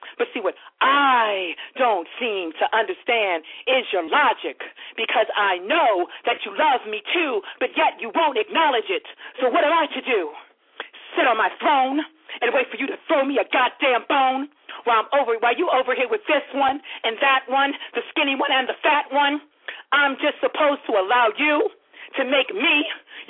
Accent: Baltimore, Maryland, United States; Baltimore, that is my hometown. I love my city of Baltimore

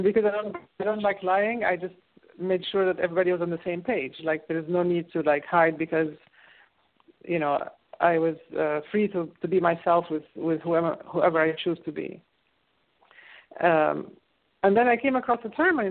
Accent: Egypt; moved away; I grew up in Egypt

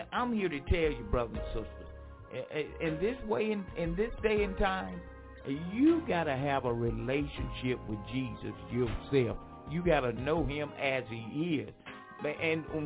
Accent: Franklinton, North Carolina, United States; moved away; my hometown, Franklinton, North Carolina

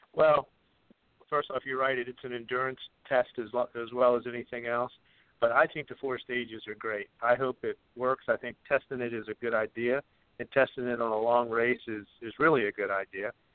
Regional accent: Virginia, United States; I'm from Virginia

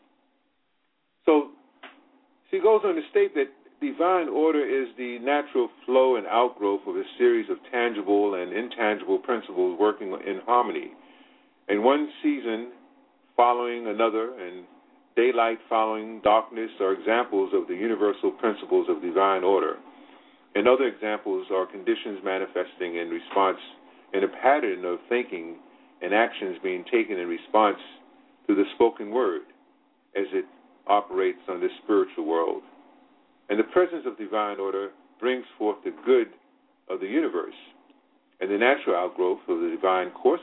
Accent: Virginia, United States; now in Brooklyn, New York, United States; Even though I was born in Virginia, I live now and spent most of my life, my adulthood life, living in Brooklyn, New York.

